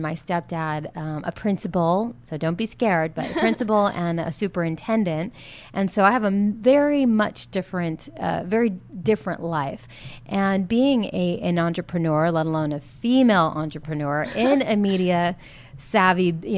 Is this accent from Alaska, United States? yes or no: yes; Fairbanks, Alaska, United States; moved away as an adult; also born or lived in Los Angeles / Arizona; Fairbanks, where I grew up, has the largest temperature range of any city in the world